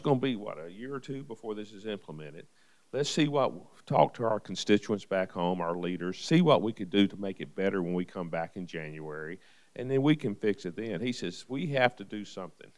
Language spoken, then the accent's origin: English; Nashville, Tennessee, United States; I was born and raised in Nashville, native son.